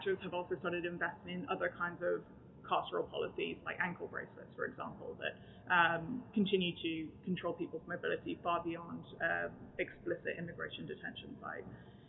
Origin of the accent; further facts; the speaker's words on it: Texas, United States; also born or lived in Canada; despite my accent, I actually grew up in Texas, I was born in Canada, so I had this transnational upbringing across countries